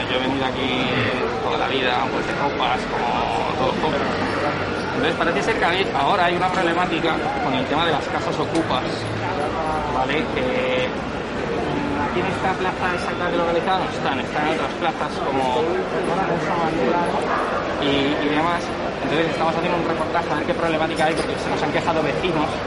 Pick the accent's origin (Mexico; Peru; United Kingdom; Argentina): United Kingdom; England; Spanish is a second language; now in Spain; Bueno, lo mismo, igual, que tampoco soy de aquí, soy de Inglaterra